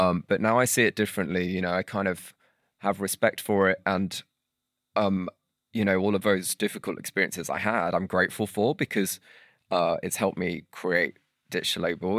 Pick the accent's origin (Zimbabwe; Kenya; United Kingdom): United Kingdom; St Helens, North West England; I grew up in Saint Helens